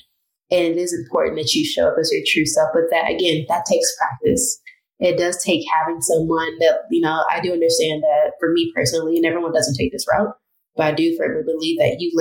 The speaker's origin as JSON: {"language": "English", "town": "Chicago", "region": "Illinois", "country": "United States", "tie": "born or raised there", "also_born_or_lived": "Evanston, Illinois / Tennessee / Alabama", "moved": "as an adult", "lives_now": "Rhode Island, United States", "said": "going from Southside Chicago, where Englewood particularly is all Black"}